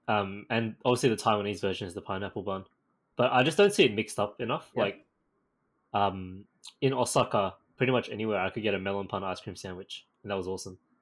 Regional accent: Australia; I am Asian Australian

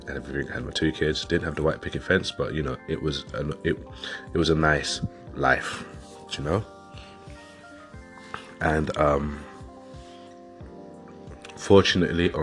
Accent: London, United Kingdom; now in West Yorkshire, United Kingdom; I'm originally from London, and I've moved up to West Yorkshire, which was a good few years ago

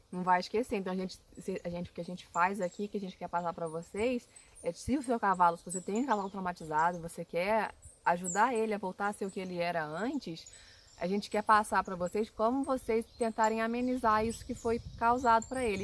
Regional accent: Rio de Janeiro, Brazil; now in Minas Gerais, Brazil; a gente é carioca, a gente é do Rio de Janeiro, a gente mudou para onde a gente está hoje, que é em Minas

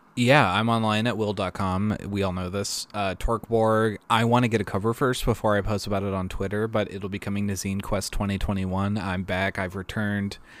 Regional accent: Maryland, United States; I grew up in Maryland

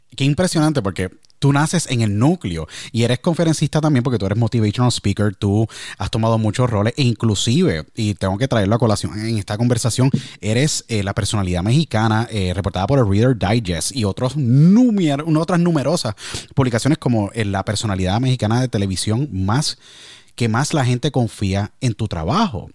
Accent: Puerto Rico; Tú sabes cómo son los somos los puertorriqueños

